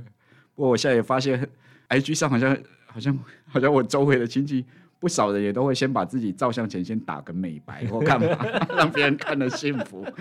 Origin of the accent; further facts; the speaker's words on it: Hualien, Hualien County, Taiwan; 那个地震往外跑的一定不是花莲人，因为花莲已经被地震震习惯了哈。我们花莲人已经被被地震震习惯了。